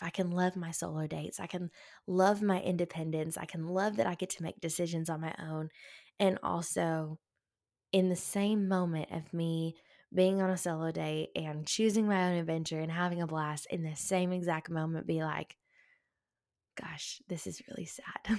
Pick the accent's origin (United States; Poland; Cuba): United States; the South; growing up in the South